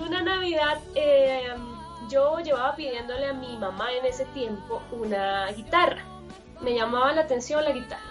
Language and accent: Spanish; Chile; moved away as an adult; now in Colombia; soy chilena, pero vivo ya en Colombia hace 13 años